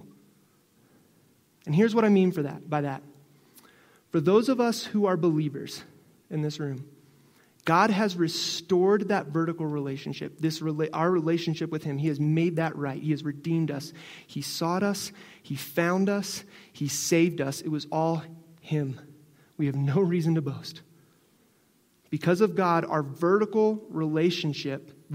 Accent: Northeast, United States; moved away; I'm originally from the Northeast, so I was born with it.

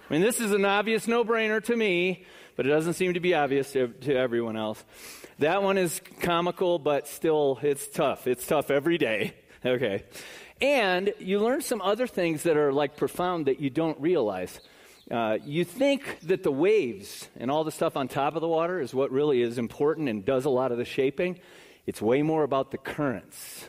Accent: South Bend, Indiana, United States; also born or lived in Chicago; now in Florida, United States; I was born in Chicago, raised in northern Indiana in South Bend, lived here for almost 25 years, and have just been in Florida for like a year and a half

